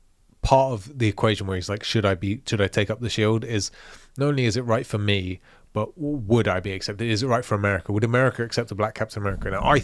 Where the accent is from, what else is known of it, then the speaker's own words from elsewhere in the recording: London, United Kingdom; Also, I have no freaking idea because I'm a Londoner.